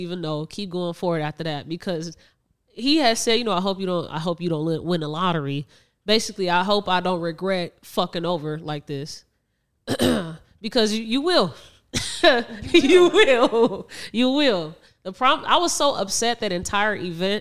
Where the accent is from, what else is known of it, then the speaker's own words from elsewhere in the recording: Chicago, Illinois, United States; we're from Chicago.